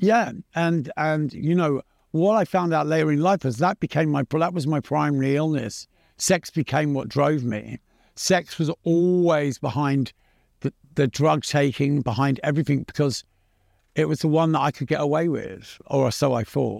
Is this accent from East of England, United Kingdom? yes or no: no; London, United Kingdom; also born or lived in Pimlico, London; I was born in Pimlico in London, and I grew up in Battersea, which was just over the bridge.